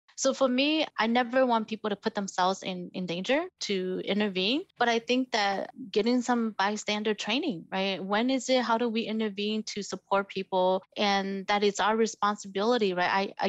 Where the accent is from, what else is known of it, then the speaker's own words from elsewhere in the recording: Minneapolis, Minnesota, United States; also born or lived in Northern Laos / Ban Vinai refugee camp, Thailand; now in Milwaukee, United States; I know that there are a lot of spaces where I'm the only Asian person or the only person of color. I grew up in the Midwest, so I'm very used to that.